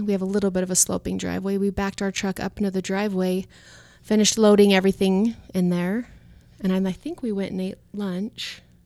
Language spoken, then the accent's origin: English; Layton, Utah, United States; moved away as an adult; also born or lived in Portland; now in Las Vegas, United States; I grew up in Layton, Utah